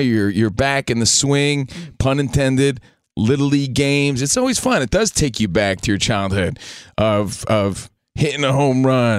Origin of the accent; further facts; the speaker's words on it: New Jersey, United States; now in Los Angeles, United States; My sister's the only family I have out here in Los Angeles. Again, I'm from New Jersey.